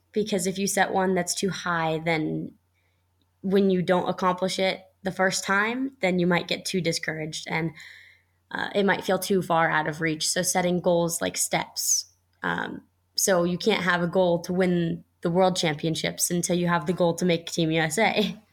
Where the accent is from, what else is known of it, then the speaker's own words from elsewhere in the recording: Colorado, United States; the Lions Kids Kayak Club here in my hometown